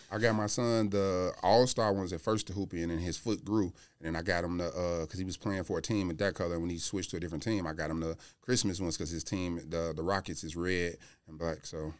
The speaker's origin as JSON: {"language": "English", "town": "Chicago", "region": "Illinois", "country": "United States", "said": "I'm from Chicago"}